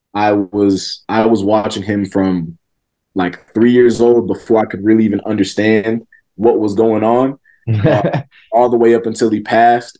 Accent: Georgia, United States; this was in Georgia

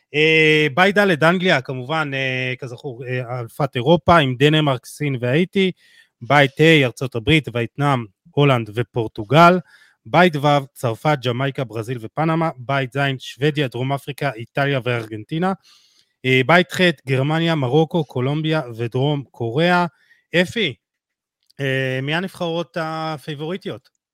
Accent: Jerusalem, Jerusalem District, Israel; אני רואה את זה בירושלים, אני ירושלמי

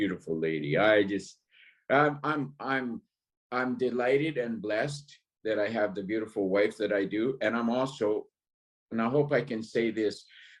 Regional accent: North Vancouver, British Columbia, Canada; born there; I was born in North Vancouver, and both my parents were in the military

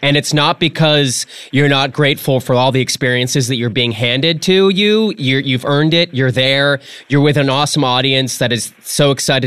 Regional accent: New England, United States; moved away; I'm from New England originally.

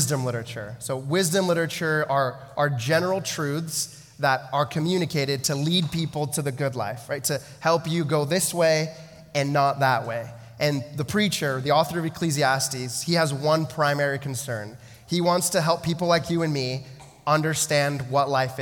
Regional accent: United States; moved away as an adult; now in Canada; I grew up in the States, right? I moved, you know, like 9 hours up the I-5 to be near a girl

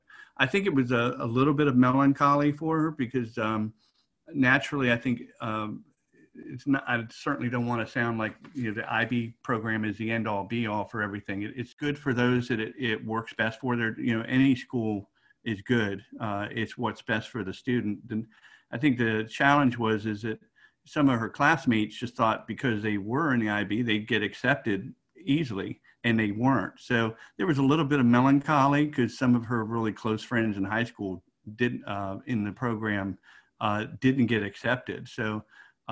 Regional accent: Washington, District of Columbia, United States; now in Tampa, United States; I'm originally from the Washington, D.C. area, moved to the Tampa area back at the end of 2002

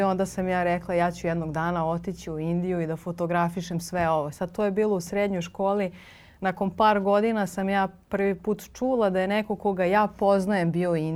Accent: Serbia; moved away as an adult; also born or lived in Cyprus; kada mi kao Srbi nismo imali dozvolu da putujemo po Evropi

